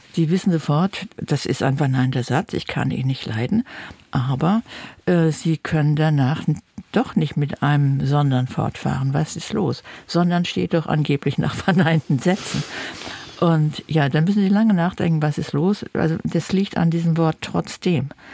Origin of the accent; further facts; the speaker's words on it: Germany; wir reden normalerweise korrektes Deutsch als Deutsche